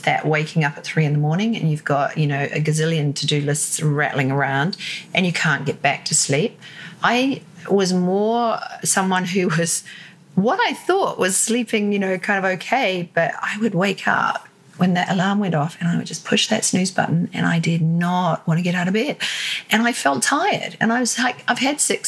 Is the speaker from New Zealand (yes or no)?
yes; New Zealand; moved away as an adult; also born or lived in Sydney, Australia; now in London, United Kingdom; I'm originally from New Zealand